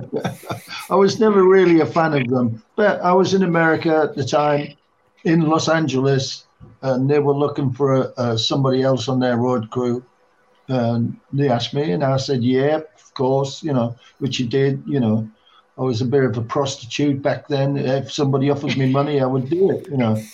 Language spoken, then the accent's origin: English; England, United Kingdom; also born or lived in Oxfordshire / London; we were all from the same area in England